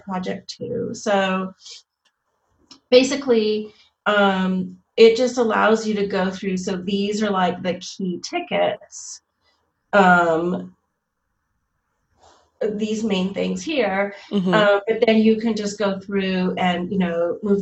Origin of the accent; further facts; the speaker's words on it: Montreal, Quebec, Canada; I'm from Montreal